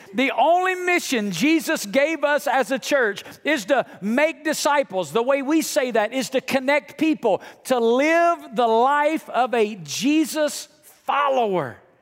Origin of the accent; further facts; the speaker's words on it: Alabama, United States; now in Las Vegas, United States; growing up in Alabama and now living in Las Vegas